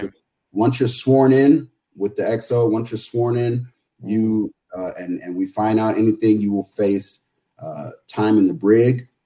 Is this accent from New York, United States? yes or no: no; San Jose, California, United States; also born or lived in San Francisco, California; I grew up in San Jose, California. I was born in San Francisco, but I, I grew up in San Jose, California